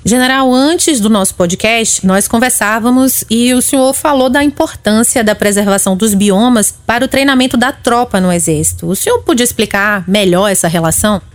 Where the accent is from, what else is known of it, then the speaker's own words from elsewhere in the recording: Northeast Region, Brazil; Eu sou do Nordeste